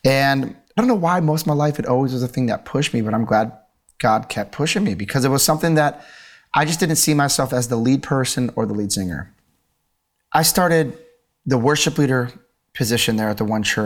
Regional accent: Milwaukee, Wisconsin, United States; I grew up in Milwaukee, Wisconsin

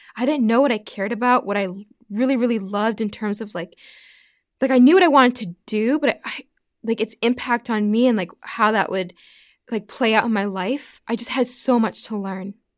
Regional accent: Pittsfield, Massachusetts, United States; also born or lived in Prince Edward Island / Alaska / Birmingham / Nashville; now in Texas, United States; I'm from Massachusetts. Yeah, I grew up in Pittsfield, so that's more like Western Mass

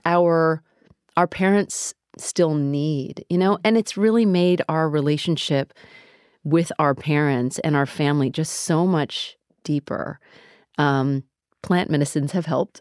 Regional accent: United States; I grew up in America

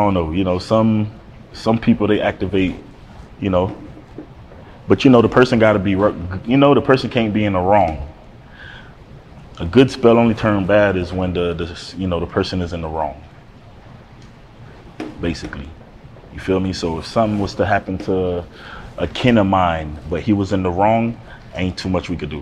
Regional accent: Fort Lauderdale, Florida, United States; moved away; also born or lived in Miami, Florida; I was raised in Broward County

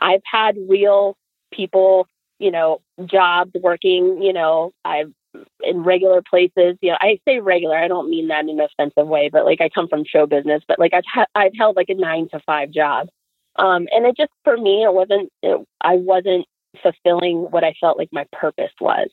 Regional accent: Florida, United States; moved away; I grew up in Florida

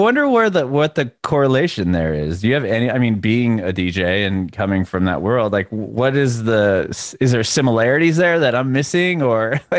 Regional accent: San Diego, California, United States; moved away as an adult; now in Nashville, United States; I'm from San Diego.

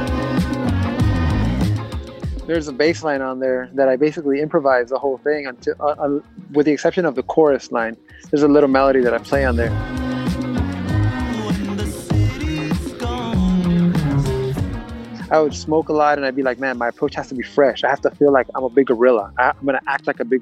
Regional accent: Los Angeles, California, United States; I grew up in L.A. I grew up in Boyle Heights

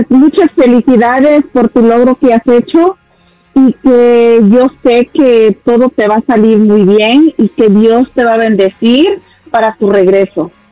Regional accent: Nayarit, Mexico; yo soy la estado de Nayarit, muy cerquita de Guadalajara.

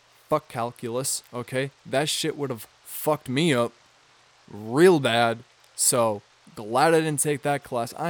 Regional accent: Midwest, United States; I'm from the Midwest

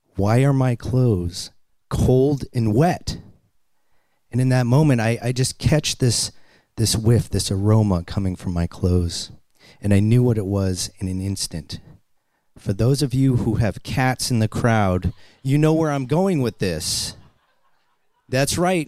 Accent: Boston, Massachusetts, United States; I'm a kid from Boston, and I grew up on welfare

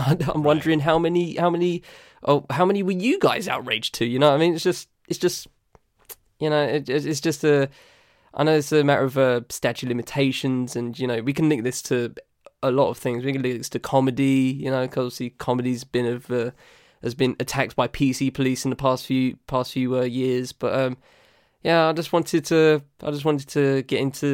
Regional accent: United Kingdom; accent: southern; I'm British. I don't live in Manchester. I live below, down south, as you can gather by my accent

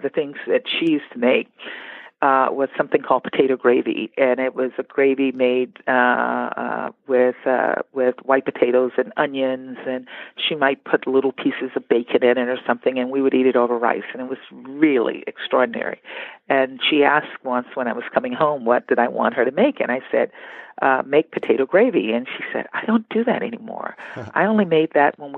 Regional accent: Baker, Louisiana, United States; born or raised there

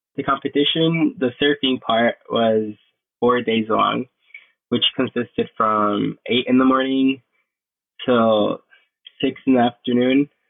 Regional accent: Isabela, Puerto Rico; I'm from Puerto Rico, Westside, Isabela

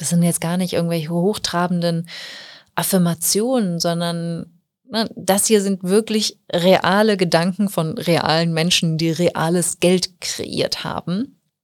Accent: Germany; bei uns in Deutschland

